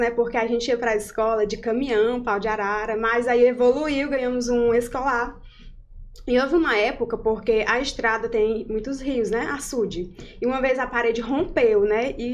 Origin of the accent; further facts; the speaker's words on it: Castelo do Piauí, Piauí, Brazil; also born or lived in Sigefredo Pacheco; now in Parnaíba, Brazil; Bem, eu sou natural de Castelo do Piauí, na verdade, né? Nos meus documentos consta a naturalidade de lá.